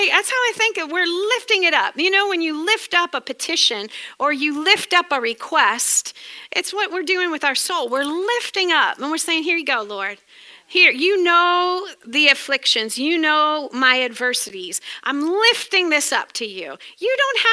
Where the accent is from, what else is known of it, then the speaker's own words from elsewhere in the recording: New England, United States; accent: New England; That's my New England accent